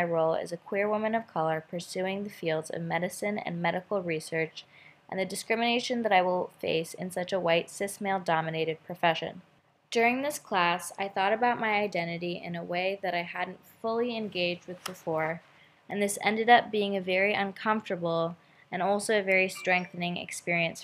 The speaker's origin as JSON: {"language": "English", "town": "Baltimore", "region": "Maryland", "country": "United States", "tie": "born or raised there", "said": "my hometown is Baltimore, Maryland"}